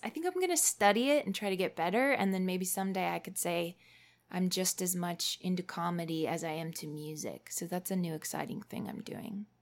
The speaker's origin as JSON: {"language": "English", "town": "Fort Collins", "region": "Colorado", "country": "United States", "tie": "born or raised there", "said": "my hometown of Fort Collins, Colorado"}